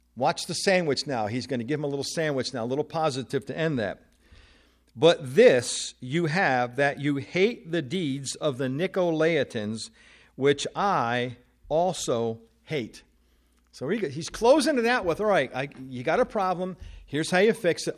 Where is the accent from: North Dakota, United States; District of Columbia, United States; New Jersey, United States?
New Jersey, United States; moved away; I am originally from New Jersey